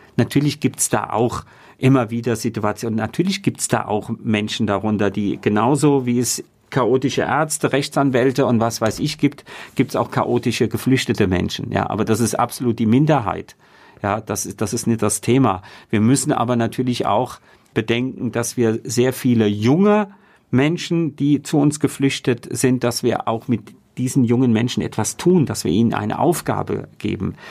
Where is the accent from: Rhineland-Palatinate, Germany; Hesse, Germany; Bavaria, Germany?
Rhineland-Palatinate, Germany; Mainz; Mainz ist einfach der Ort, an äh, dem ich groß geworden bin